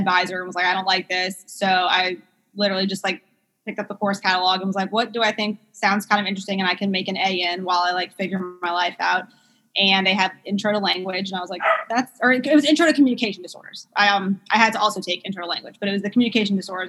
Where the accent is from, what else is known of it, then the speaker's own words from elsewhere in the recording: New Orleans, Louisiana, United States; also born or lived in Memphis; So I'm from South Louisiana, from New Orleans